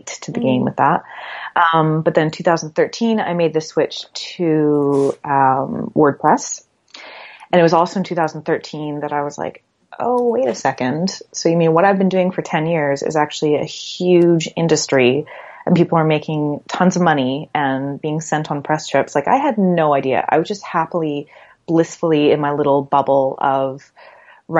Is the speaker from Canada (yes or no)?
yes; Canada; moved away; also born or lived in Halifax, Canada; I'm from Canada originally